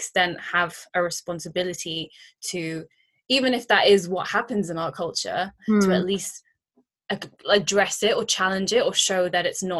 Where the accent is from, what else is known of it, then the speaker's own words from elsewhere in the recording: United Kingdom; growing up as like British born, but still Indian and Asian